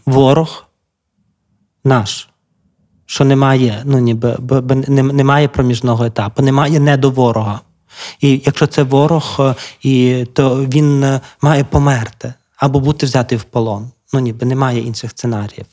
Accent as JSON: {"language": "Ukrainian", "town": "Lviv", "region": "Lviv Oblast", "country": "Ukraine", "said": "я така ж львів'яни, бо я зі Львова"}